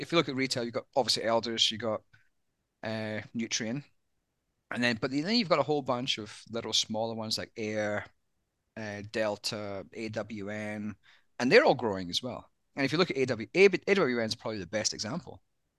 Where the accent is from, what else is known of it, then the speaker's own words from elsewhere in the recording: Scotland, United Kingdom; accent: Australian; but as a Scotsman, many people don't realize I'm Scottish. With my Aussie accent.